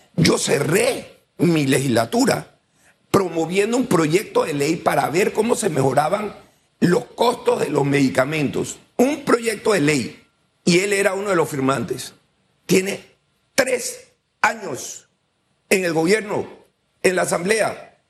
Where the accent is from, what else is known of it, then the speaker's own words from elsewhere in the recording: Panama; nosotros como panameños